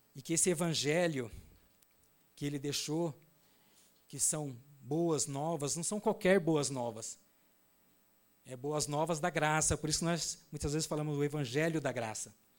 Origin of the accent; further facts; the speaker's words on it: Naviraí, Mato Grosso do Sul, Brazil; now in Glória de Dourados, Brazil; eu sou lá de Navirei, uma cidade próxima a Dourados